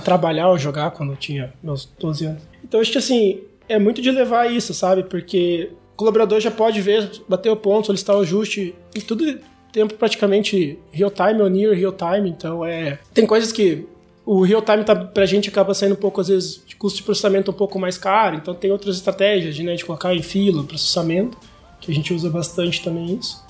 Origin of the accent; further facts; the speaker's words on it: Curitiba, Paraná, Brazil; eu sou de Curitiba